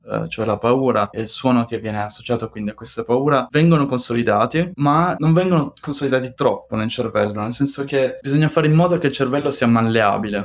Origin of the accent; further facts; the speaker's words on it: Italy; moved away as an adult; also born or lived in Paris, France / Bordeaux, France; now in Bern, Switzerland; tornerei volentieri in Italia, il mio paese